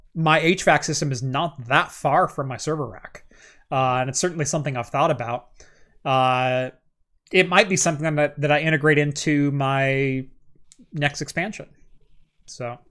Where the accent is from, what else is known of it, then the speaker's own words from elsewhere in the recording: United States; I am true American through and through.